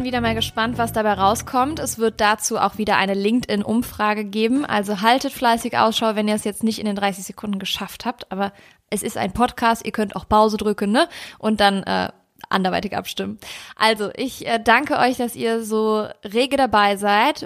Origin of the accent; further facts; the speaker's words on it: Cologne, North Rhine-Westphalia, Germany; moved away as an adult; now in Hamburg, Germany; meine alte Heimat Köln